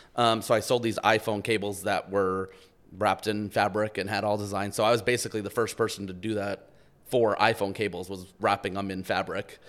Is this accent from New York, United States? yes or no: yes; outside New York City, United States; I grew up outside New York City